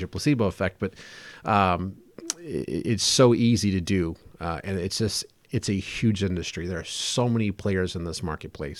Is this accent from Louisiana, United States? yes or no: yes; South Louisiana, United States; I was raised in South Louisiana, very hot, very humid